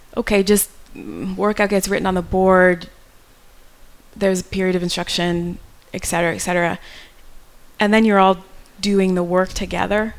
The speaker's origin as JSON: {"language": "English", "region": "New York", "country": "United States", "tie": "born or raised there", "moved": "as an adult", "said": "I grew up in New York"}